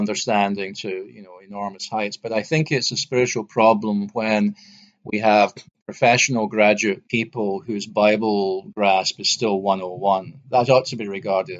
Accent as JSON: {"language": "English", "area": "near Glasgow", "region": "Scotland", "country": "United Kingdom", "tie": "born or raised there", "said": "I grew up near Glasgow"}